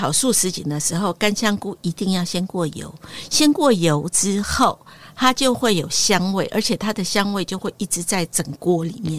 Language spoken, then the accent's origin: Chinese; Taiwan; 我们台湾人的厨房都非常小